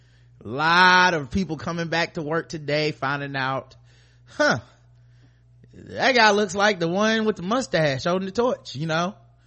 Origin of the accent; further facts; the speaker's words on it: Pennsylvania, United States; I'm from Pennsylvania.